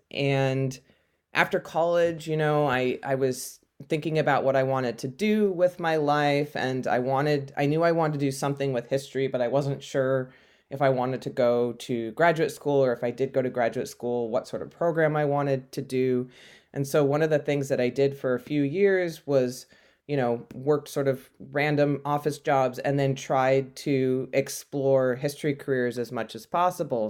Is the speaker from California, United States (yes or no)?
yes; California, United States; I grew up in California